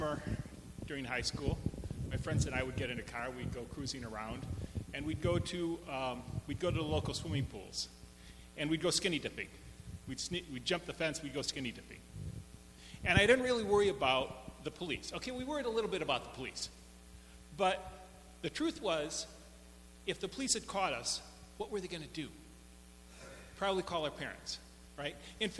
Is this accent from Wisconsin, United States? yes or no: yes; Madison, Wisconsin, United States; I grew up in Madison, Wisconsin.